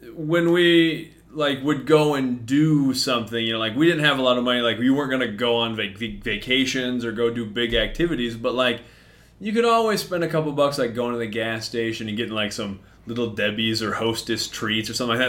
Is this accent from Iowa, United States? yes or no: yes; Mason City, Iowa, United States; I grew up in Mason City, north end of Mason City